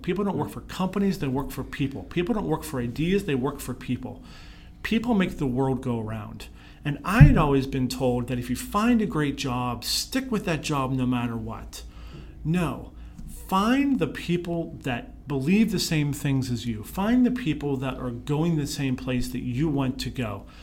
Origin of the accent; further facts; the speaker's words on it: Pittsburgh, Pennsylvania, United States; moved away; I grew up in Pittsburgh